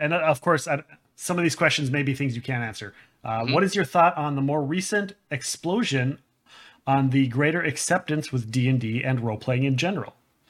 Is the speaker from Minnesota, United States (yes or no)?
yes; Minnesota, United States; I'm from Minnesota, so I'm unofficially Canadian.